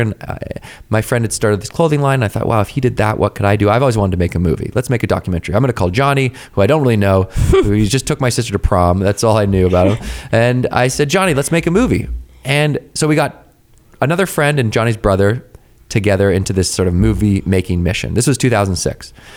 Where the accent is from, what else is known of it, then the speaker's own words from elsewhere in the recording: Victoria, British Columbia, Canada; I grew up in Victoria, B C, right, which is just off the coast of Vancouver.